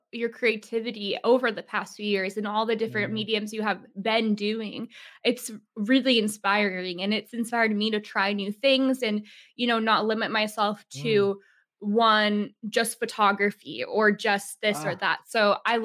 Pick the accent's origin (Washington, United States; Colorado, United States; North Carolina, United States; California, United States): Washington, United States; Seattle; I grew up in Seattle